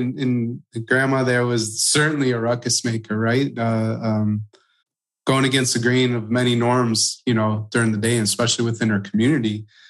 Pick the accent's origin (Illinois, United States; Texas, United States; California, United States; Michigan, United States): Illinois, United States; Palatine; I grew up in Palatine, Illinois, right? 30 minutes northwest of Chicago.